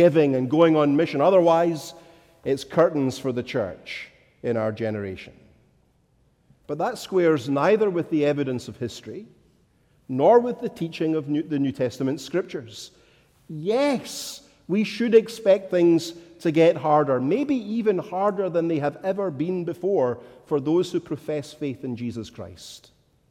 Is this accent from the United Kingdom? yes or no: yes; Scotland, United Kingdom; as a Scotsman